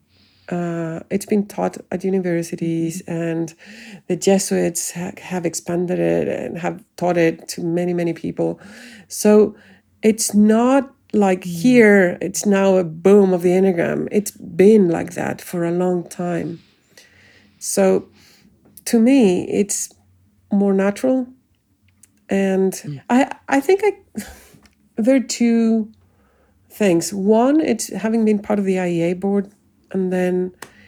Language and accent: English; Chile; first language Spanish; English is a second language; also born or lived in South Africa; my home country